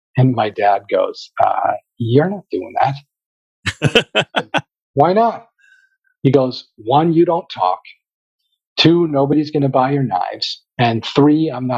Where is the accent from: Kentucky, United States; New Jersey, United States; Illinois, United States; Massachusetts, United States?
Massachusetts, United States; Boston; we're from Boston